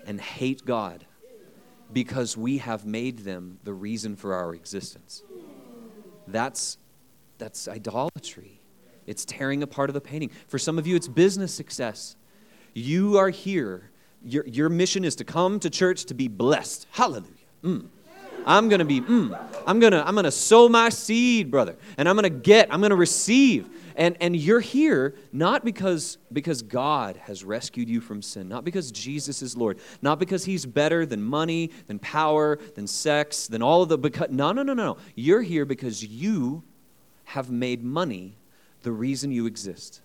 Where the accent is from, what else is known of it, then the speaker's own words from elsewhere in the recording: United States; as an American